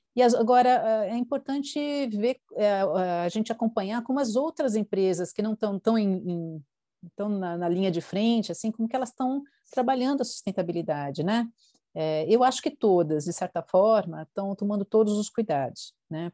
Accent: Brazil; como brasileiros

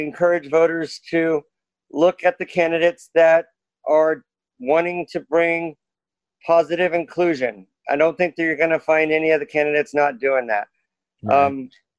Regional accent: Springfield, Oregon, United States; also born or lived in Texas; I'm Springfield born, Springfield raised. Then I went to Texas for 6 years with my stepfather. And then we moved back to Springfield, and I've been in Springfield ever since.

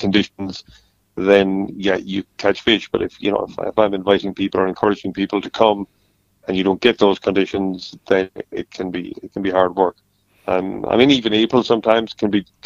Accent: Tipperary, Ireland; now in Kerry, Ireland; I grew up in Tipperary, not too far from the River Shore, and, you know, grew up fishing for trout

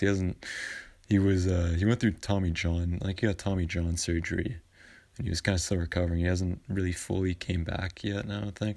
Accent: Vancouver, British Columbia, Canada; I'm from Vancouver

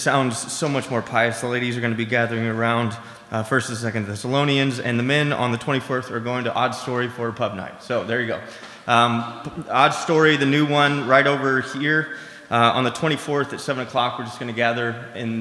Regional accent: Seattle, Washington, United States; I grew up in Seattle

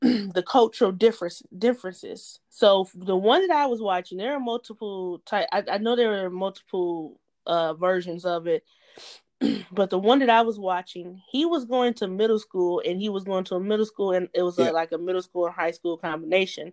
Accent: United States; I am from the United States of America

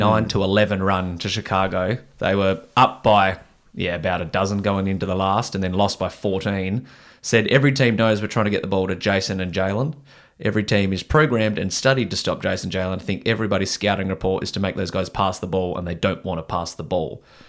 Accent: Australia; As you do as an Australian.

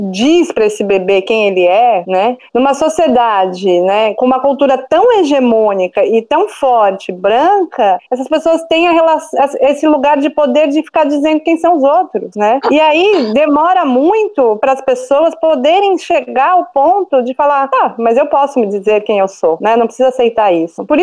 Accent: Brazil; born there; Só que eu mesmo não sei o que é Hanukkah, porque eu nasci no Brasil, entendeu?

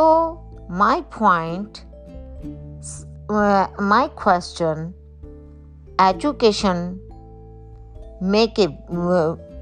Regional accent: Pakistan; I was born in Pakistan

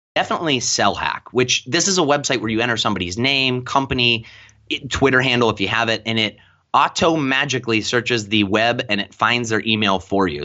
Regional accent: Lakewood, Ohio, United States; my hometown of Lakewood, Ohio.

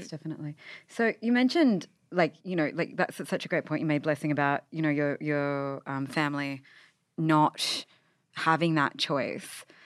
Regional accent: Sydney, New South Wales, Australia; I grew up in, like, Saint Mary's, Mount Druitt in Western Sydney

